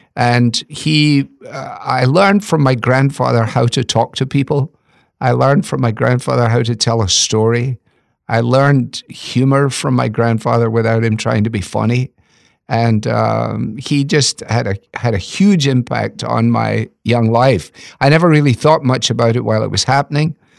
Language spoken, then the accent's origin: English; Scotland, United Kingdom; moved away; as a Scottish boy